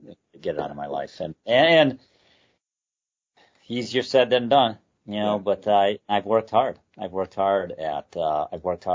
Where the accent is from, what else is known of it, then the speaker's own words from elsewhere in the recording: Detroit, Michigan, United States; I grew up in the Detroit area.